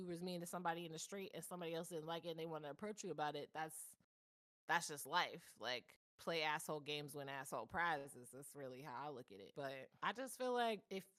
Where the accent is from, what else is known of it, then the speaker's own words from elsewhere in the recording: East Coast, United States; I'm from the East Coast.